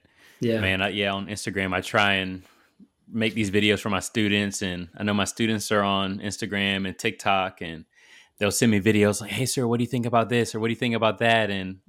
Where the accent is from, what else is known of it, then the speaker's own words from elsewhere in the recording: Virginia Beach, Virginia, United States; also born or lived in Silver Spring, United States / Houston, United States / Italy; I am from Virginia Beach, Virginia. I grew up, spent most of my life in Virginia Beach, even though I was born in Silver Spring, lived in Houston for a little bit, lived in Italy at a certain point because my dad was in the Navy.